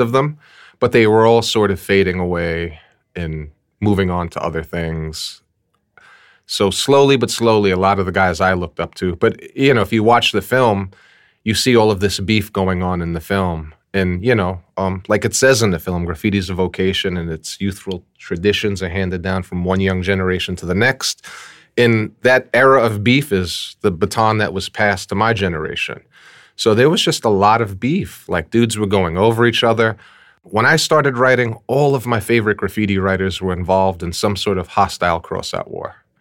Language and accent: English; New York City, New York, United States; born or raised there